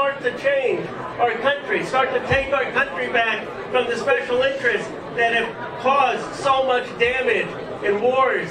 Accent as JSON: {"language": "English", "town": "Philadelphia", "region": "Pennsylvania", "country": "United States", "tie": "born or raised there", "moved": "yes", "lives_now": "California, United States", "said": "When I grew up, I was born in Philadelphia. My parents are immigrants."}